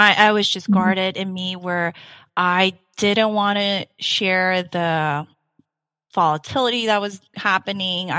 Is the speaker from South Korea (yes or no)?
yes; South Korea; English is a second language; also born or lived in Saipan; now in United States; I was born and raised in Korea. I lived in, though, a tiny island called Saipan for six years, where I learned English